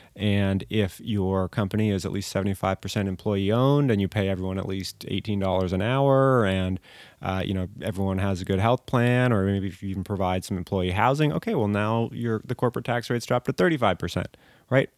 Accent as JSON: {"language": "English", "town": "Corralitos", "region": "California", "country": "United States", "tie": "born or raised there", "also_born_or_lived": "Massachusetts", "said": "grew up in Coralitos. Uh, went to Mount Madonna School and then Aptos Junior High"}